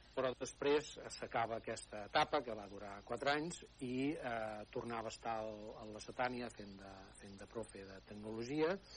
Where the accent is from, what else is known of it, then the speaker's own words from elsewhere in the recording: El Pont de Vilomara, Catalonia, Spain; also born or lived in Barcelona; néixer a la cartera del Pont de Vilomara, que és on segueixo, on segueixo vivint